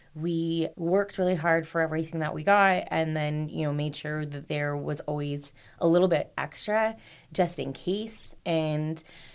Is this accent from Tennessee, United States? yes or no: no; Rancho Cucamonga, California, United States; also born or lived in Duarte, California / Montecito Heights, Los Angeles, California; that's where I was born, in Duarte, California, and then ended up moving out to Alta Loma, California, which is now Rancho Cucamonga, California